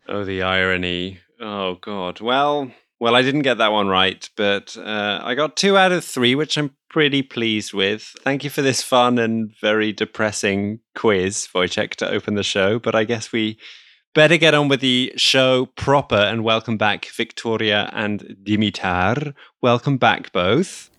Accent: Netherlands; my home country, the Netherlands

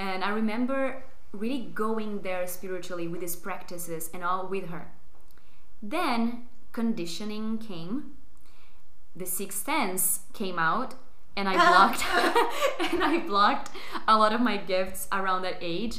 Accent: Brazil; English is a second language; moved away as an adult; now in Barcelona, Spain; I'm originally from Brazil. I've been living in Barcelona for roughly 4 years now.

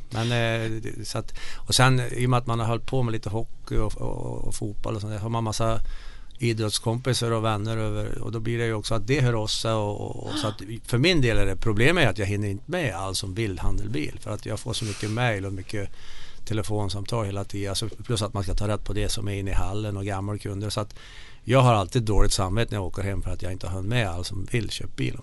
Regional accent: Bergsäng, Värmland, Sweden; accent: Värmland dialect; moved away as an adult; now in Mora, Sweden; när jag kommer hem till Värmland så känner jag mig som en värmlänning ändå

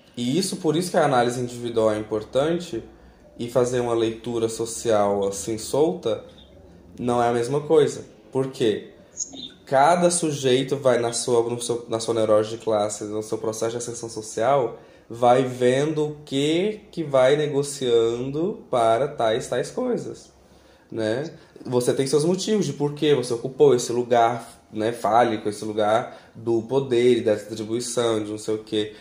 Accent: Mineiros, Goiás, Brazil; eu sou de Mineiros, nasci lá.

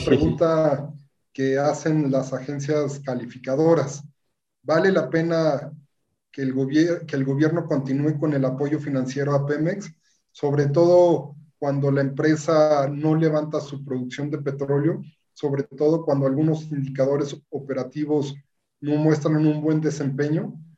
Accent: Mexico; somos todos los mexicanos

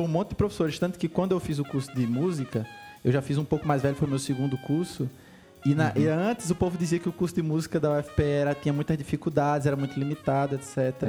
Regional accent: Brazil; como brasileiros e músicos

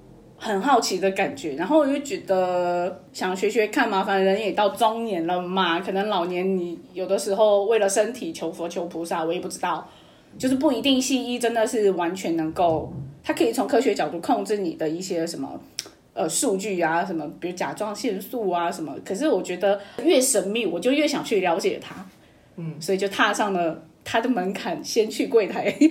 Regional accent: Chengdu, Sichuan, China; now in Taiwan; 我现在生活在台湾。自我介绍一下，我是来自成都

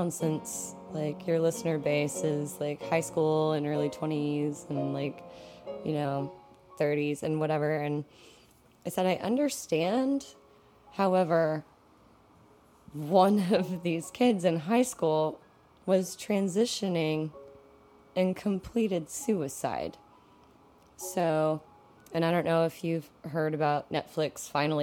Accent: West Texas, United States; I grew up in West Texas

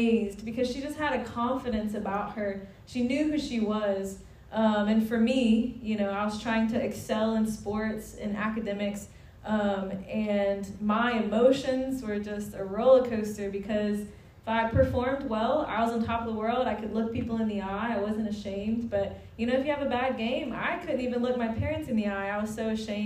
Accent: Watson, Louisiana, United States; moved away as an adult; also born or lived in India; I grew up in Watson. I went to Live Oak High School.

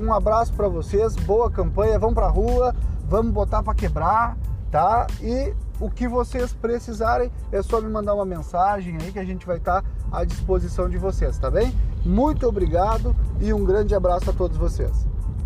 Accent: Rio Grande do Sul, Brazil; eu sou do Rio Grande do Sul

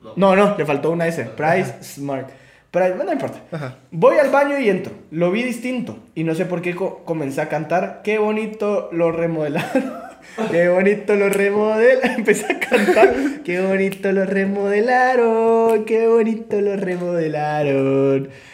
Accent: Guatemala; como guatemaltecos

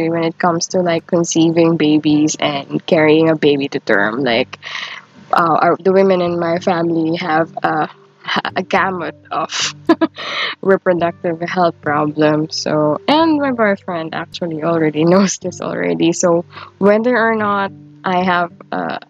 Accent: Philippines; growing up in the Philippines

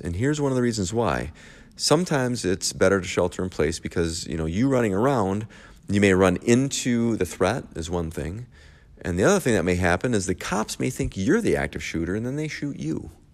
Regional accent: Michigan, United States; I am from Michigan

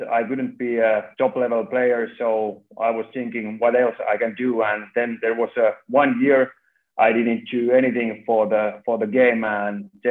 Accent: Lahti, Päijät-Häme, Finland; moved away as an adult; now in Turku, Finland; I was born in Lahti

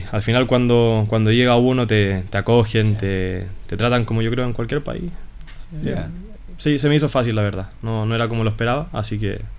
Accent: Santiago, Santiago Metropolitan Region, Chile; Yo soy de Santiago de Chile

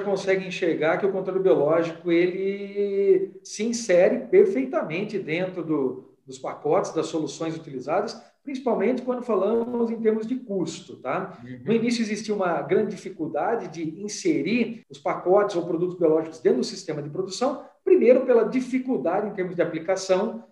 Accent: Limeira, São Paulo, Brazil; Eu sou natural de Limeira, aqui no interior do estado de São Paulo, eu né? nasci em Limeira.

